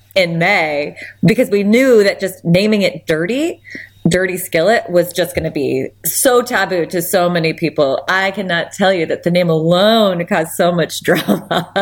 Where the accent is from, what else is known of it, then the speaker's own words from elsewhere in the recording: Anchorage, Alaska, United States; also born or lived in Hope, Alaska; I was born and raised in Alaska. I'm fourth generation. I have six children. They're all fifth generation Alaskan. I was born in Anchorage